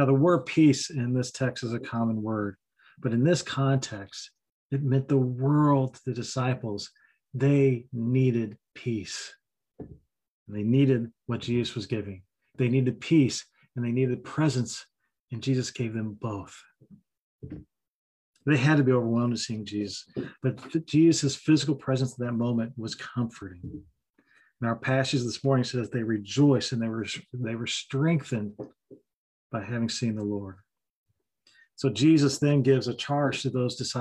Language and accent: English; Kentucky, United States; I've got the Scottish Welsh background. I'm from Kentucky